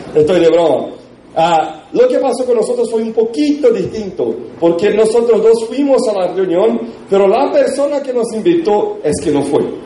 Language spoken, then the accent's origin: Spanish; Brazil; Spanish is a second language; nosotros en Brasil